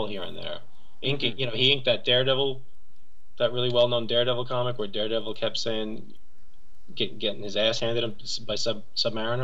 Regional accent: New York, United States; also born or lived in Monticello, New York; I'm from New York and grew up in New York.

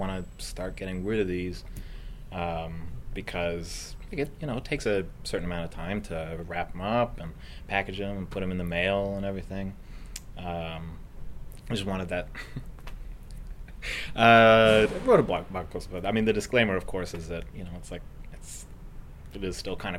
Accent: Richmond, British Columbia, Canada; accent: Richmond accent; I'm from Vancouver. I grew up in Richmond.

